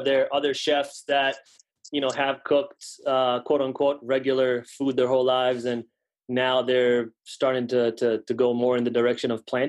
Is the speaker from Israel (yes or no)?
yes; Israel; also born or lived in New York City; now in West Hartford, United States; I'm originally from Israel.